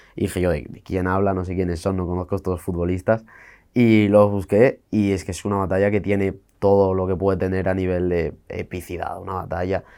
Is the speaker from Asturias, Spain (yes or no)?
yes; Santullano, Asturias, Spain; nací y me crié en la parte más rural dentro de eso, que era, era una aldea de primera, Santullano se llama.